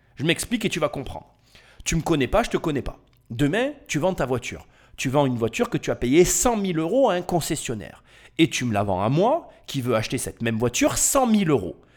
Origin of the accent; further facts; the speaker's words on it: France; je suis français et je vis en France